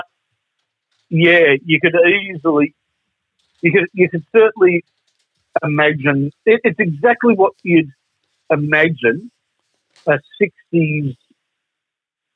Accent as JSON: {"language": "English", "town": "Melbourne", "region": "Victoria", "country": "Australia", "said": "we're from Melbourne"}